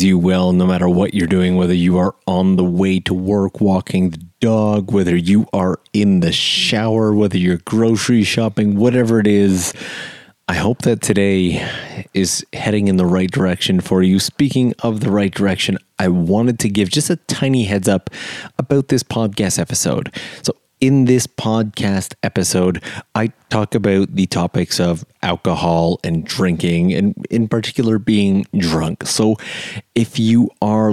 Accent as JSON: {"language": "English", "country": "Canada", "moved": "as an adult", "lives_now": "Japan", "said": "I'm from Canada"}